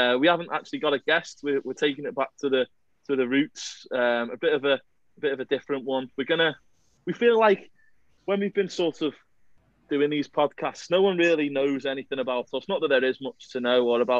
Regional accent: London, United Kingdom; also born or lived in Portsmouth; I was born down south in Portsmouth. It's as southern as they come, effectively. And then I moved up to London when I was like 3 years old

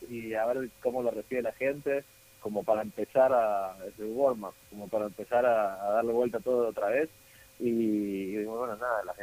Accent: Argentina; que obviamente yo crecí en Argentina, así que por familiarizado con, con el cuarteto y demás

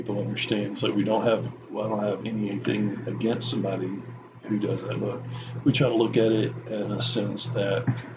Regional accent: Auburn, Alabama, United States; I'm from Auburn, Alabama

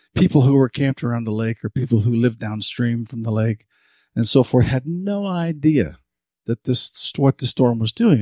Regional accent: Montana, United States; now in Fernley, Nevada, United States; I grew up in Montana

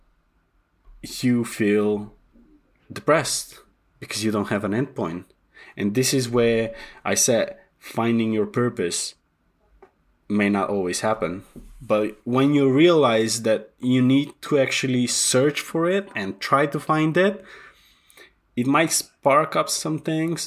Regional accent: North Macedonia; moved away as an adult; also born or lived in England; I was born in Macedonia.

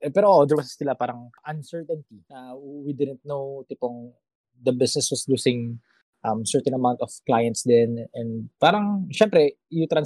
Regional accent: Ilocos Region, Philippines; also born or lived in Manila; taga Ilocos talaga ako. Pero siyempre, I was in Manila nung nag-start yung lahat ng kaguluhang ito.

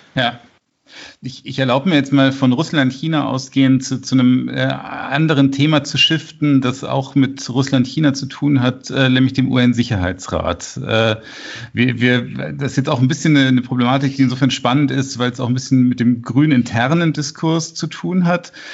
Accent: Munich, Bavaria, Germany; ich bin ja aus Giesing

